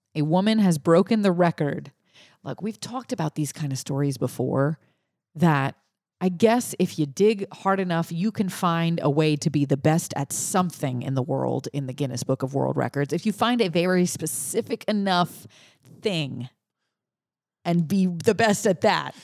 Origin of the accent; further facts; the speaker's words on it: Cajun, Louisiana, United States; I'm the Cajun person here.